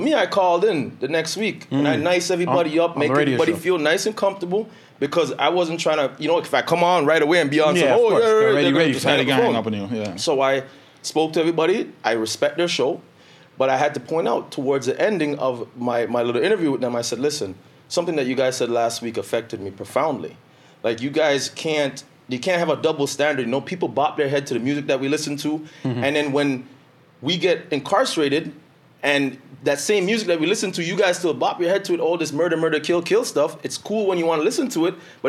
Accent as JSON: {"language": "English", "town": "Toronto", "region": "Ontario", "country": "Canada", "said": "I'm from Toronto. Toronto's justice system is completely different."}